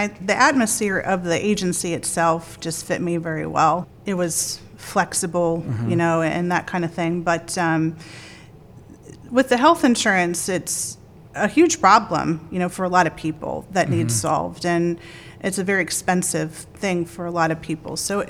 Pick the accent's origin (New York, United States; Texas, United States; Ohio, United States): Ohio, United States; Massillon; So I grew up in Perry Township in Maslin, Ohio, and I went to Perry High School.